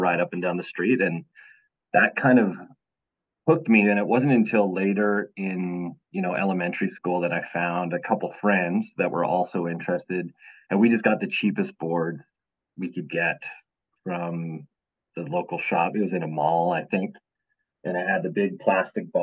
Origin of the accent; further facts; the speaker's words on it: Alberta, Canada; I'm born and raised up in Alberta, Canada